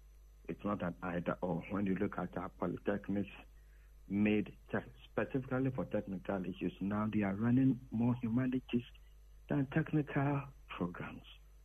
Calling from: Winneba, Central Region, Ghana; calling from Winneba.

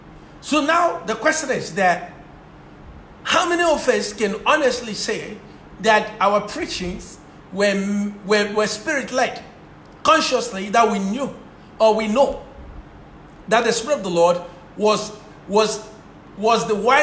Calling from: Ghana; and I'm speaking from Ghana, so it's an afternoon here.

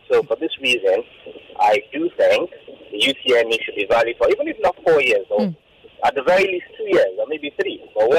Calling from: Lagos, Nigeria; I'm calling from Ogudu.

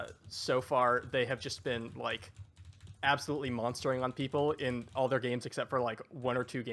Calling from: Seattle, Washington, United States; I'm coming from beautiful Seattle, Washington.

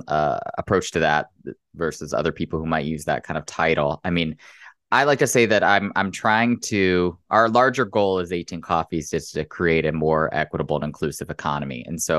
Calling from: Chicago, Illinois, United States; No, it's not. It's in Chicago. So it's early in the morning here.

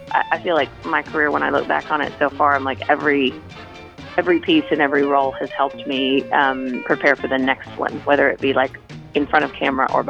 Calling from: Charleston, South Carolina, United States; I'm actually but I'm in Charles. I'm calling you from Charleston

